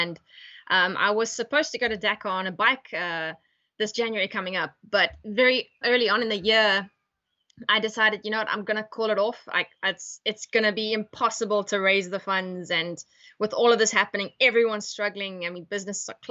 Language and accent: English; East London, Eastern Cape, South Africa; moved away; also born or lived in North West, South Africa; I come from East London